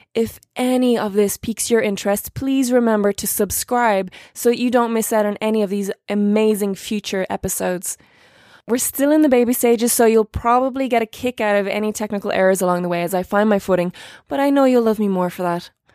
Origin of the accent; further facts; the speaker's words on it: Ireland; I'm an Irish actress